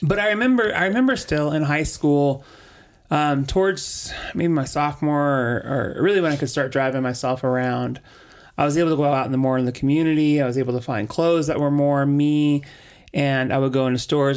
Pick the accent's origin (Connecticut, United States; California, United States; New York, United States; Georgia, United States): California, United States; Orange County, Southern; So, I was raised in Southern California, in Orange County